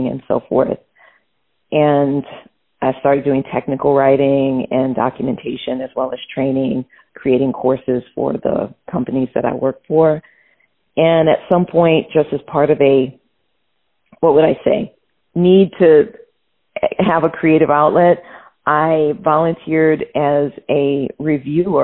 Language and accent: English; New Orleans, Louisiana, United States; I grew up in New Orleans, Louisiana